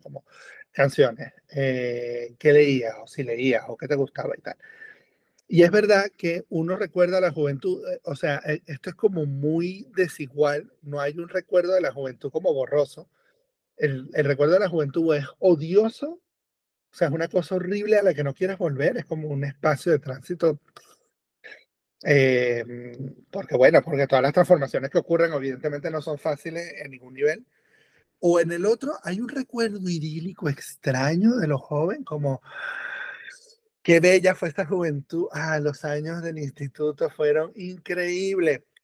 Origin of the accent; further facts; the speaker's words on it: Venezuela; moved away as an adult; also born or lived in Europe; yo nací en Venezuela. Que nací, crecí en Venezuela. mitad de mi vida fue Venezuela